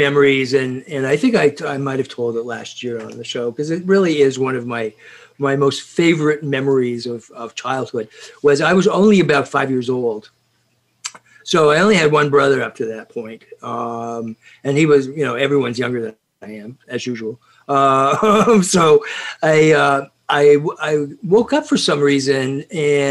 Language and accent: English; Scotland, United Kingdom; in my house, because you see, we're Scottish